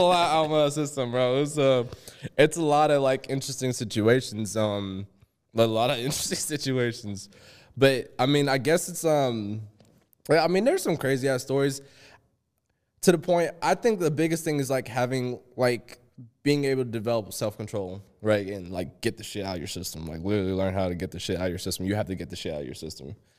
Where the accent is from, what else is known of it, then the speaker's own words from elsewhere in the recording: Georgia, United States; accent: country; a little bit of my country accent comes out